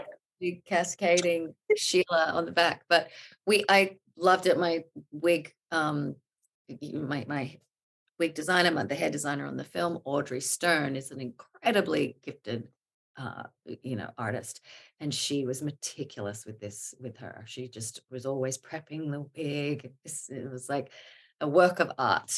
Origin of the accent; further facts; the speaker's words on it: Australia; now in New York, United States; I consider myself an Aussie